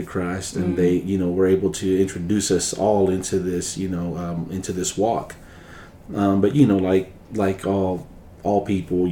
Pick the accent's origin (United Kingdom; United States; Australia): United States; Oklahoma City, Oklahoma; I was born in Oklahoma City, in the Oak Grove area